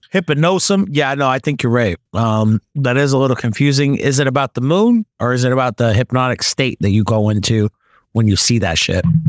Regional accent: United States; I'm American

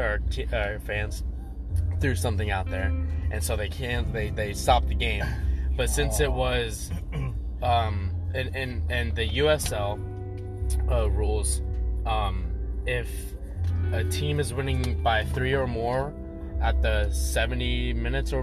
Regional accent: New Mexico, United States; now in Arizona, United States; I was born in New Mexico

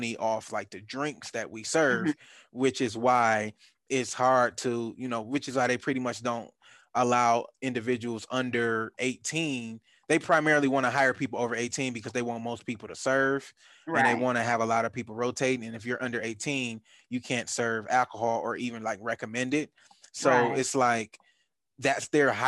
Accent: Detroit, Michigan, United States; now in Atlanta, United States; in Detroit, where I grew up at, we don't have large gas stations like

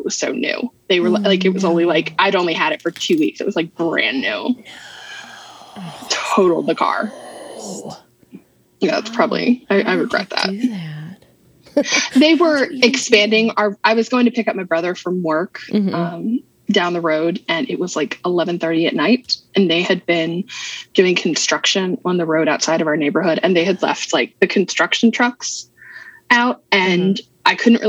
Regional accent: Ireland; I'm Irish. I have 2 shades, white and red.

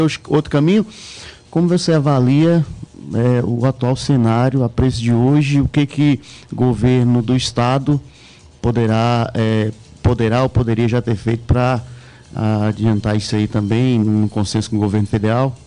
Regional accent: Montes Claros, Minas Gerais, Brazil; Eu sou de Montes Claros, Minas Gerais, norte de Minas

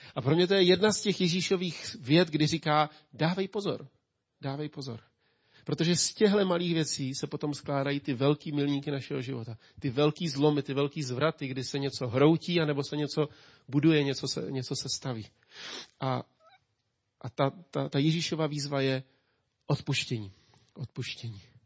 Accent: Czechia; also born or lived in Ústí nad Labem; jako Čech

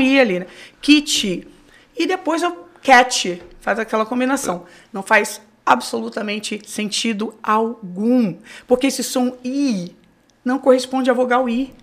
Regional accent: Rio de Janeiro, Brazil; moved away as an adult; now in New York, United States; Eu nasci no Rio de Janeiro

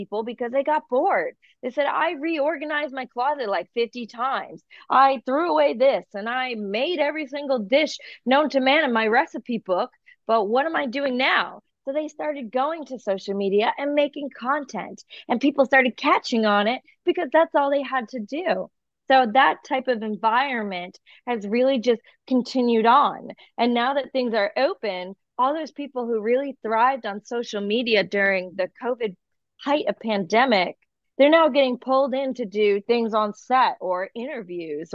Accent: New England, United States; growing up in New England

